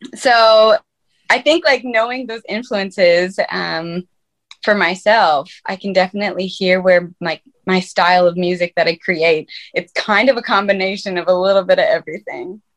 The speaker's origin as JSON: {"language": "English", "region": "Minnesota", "country": "United States", "tie": "born or raised there", "also_born_or_lived": "Fargo, North Dakota", "moved": "as an adult", "lives_now": "Nashville, United States", "said": "I'm originally from Fargo, North Dakota, and I grew up in Minnesota. And then I moved to Nashville, Tennessee about five years ago"}